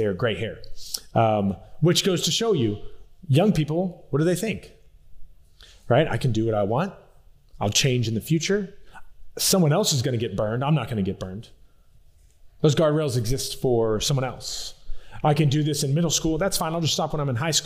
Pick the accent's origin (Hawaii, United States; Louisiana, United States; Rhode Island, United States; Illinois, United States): Louisiana, United States; South; also born or lived in Colorado; I'm from South Louisiana.